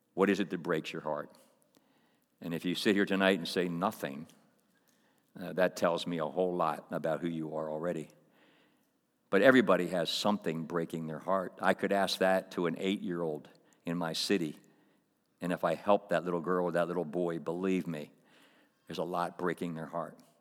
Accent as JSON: {"language": "English", "town": "Coatesville", "region": "Pennsylvania", "country": "United States", "tie": "born or raised there", "said": "kid growing up in Coatesville, I grew up in a, a public school"}